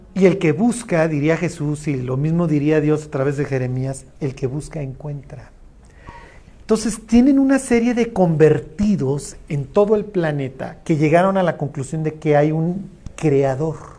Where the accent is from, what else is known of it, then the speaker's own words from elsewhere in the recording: Mexico; todos somos más mexicanos que el mole